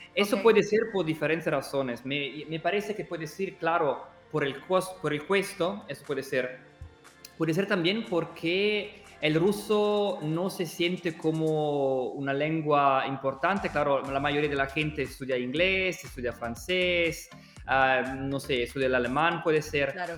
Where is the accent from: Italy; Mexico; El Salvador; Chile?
Italy; accent: Italian; Spanish is a second language; moved away as an adult; now in Russia; yo no soy de Rusia y se puede oír de mi acento que soy italiano y hace muchos años que vivo en Rusia